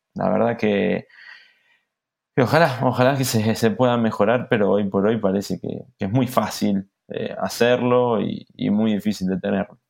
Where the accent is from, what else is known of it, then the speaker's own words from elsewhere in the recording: Argentina; como argentino me llena de orgullo